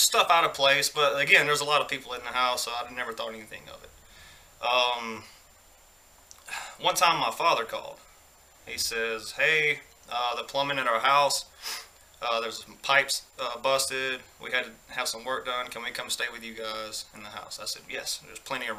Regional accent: Greensboro, Georgia, United States; I used to live in this really old house in my hometown, Greensboro, Georgia

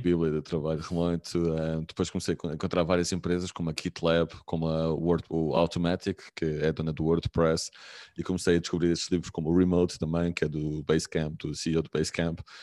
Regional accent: Lisbon, Portugal; moved away; also born or lived in Aveiro / Algarve / Porto; sou de Lisboa, mas estava em Aveiro, já, tive, já, já tinha vivido no Algarve, já tinha vivido no Porto

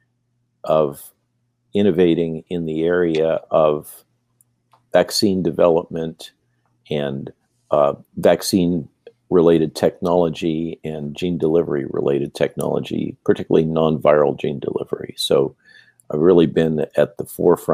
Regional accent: Santa Barbara, California, United States; growing up in the Central Coast of California, in Santa Barbara area

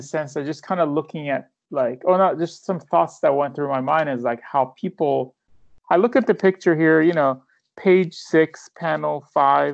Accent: Iran; moved away; I'm from Iran

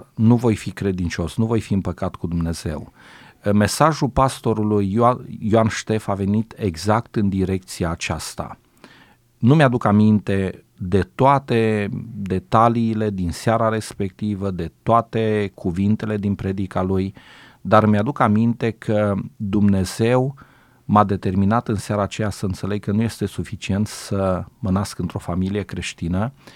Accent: a village around Făget, Timiș County, Romania; ne-a luat pe noi copiii din satele din prejurul Făgetului

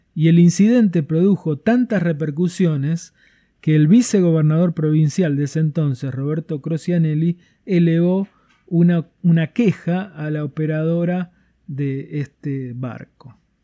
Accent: Tierra del Fuego, Argentina; lo que somos capaces de hacer los fueguinos

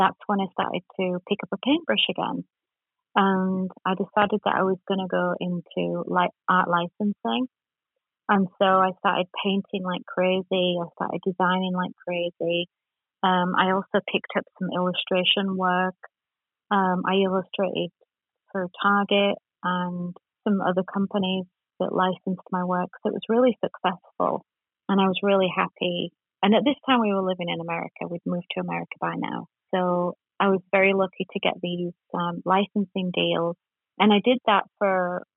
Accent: Yorkshire and the Humber, United Kingdom; now in Orange County, United States; I'm originally from England, Yorkshire

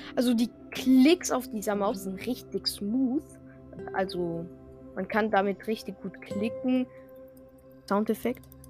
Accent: France; Und ich bin ja Franzose

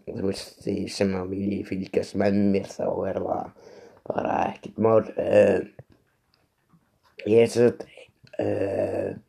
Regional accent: Iceland; ég er 25 ára gammal, ég er uppalinn á Skarsund eins og því ég sagði aðan.

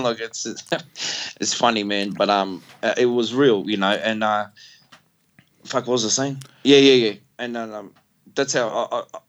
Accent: Melbourne, Victoria, Australia; accent: wog; I'm from the Western suburbs

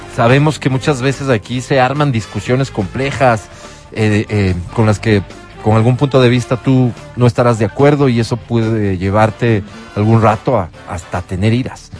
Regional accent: Ecuador; para mí como ecuatoriano

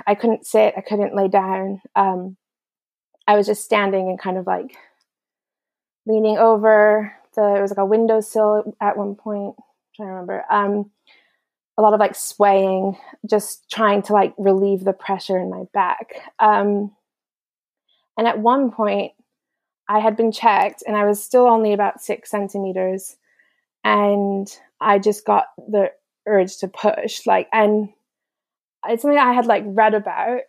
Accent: United States; moved away; as an American

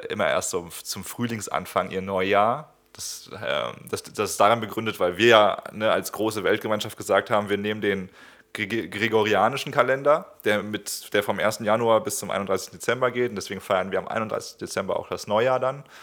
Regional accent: Gelsenkirchen, North Rhine-Westphalia, Germany; Ja, ich komme aus Gelsenkirchen. Ich habe mit Köln wenig am Hut.

